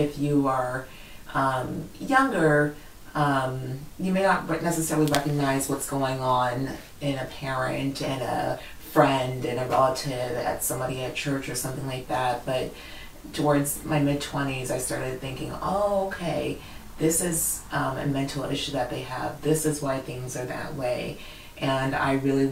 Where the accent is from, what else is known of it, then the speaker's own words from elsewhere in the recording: Washington, District of Columbia, United States; I grew up in the Washington, D.C. area.